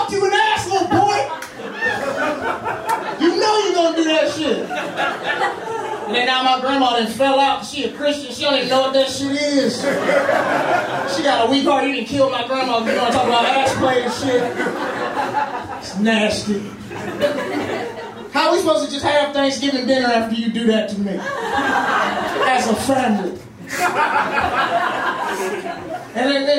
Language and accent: English; Mississippi, United States; I'm from the South, I'm from Mississippi